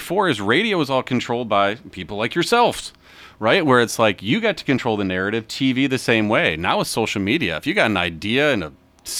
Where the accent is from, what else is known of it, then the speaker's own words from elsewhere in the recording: Detroit, Michigan, United States; moved away; born and raised in South Detroit.